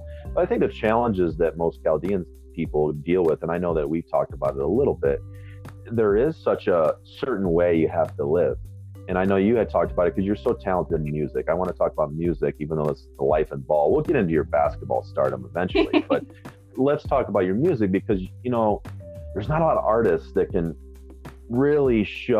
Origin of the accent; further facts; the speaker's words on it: Michigan, United States; I'm from Michigan